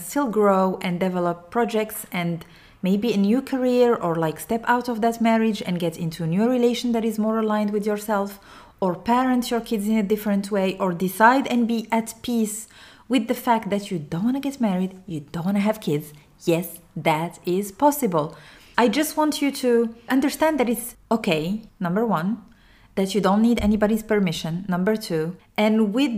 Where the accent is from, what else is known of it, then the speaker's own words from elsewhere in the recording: Morocco; English is a second language; even if I'm Arabic and I come from Morocco and I'm a Muslim